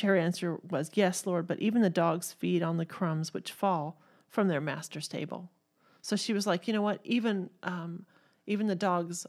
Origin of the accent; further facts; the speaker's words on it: Texas, United States; born there; now in Missouri, United States; And I was born in Texas, so you can only imagine.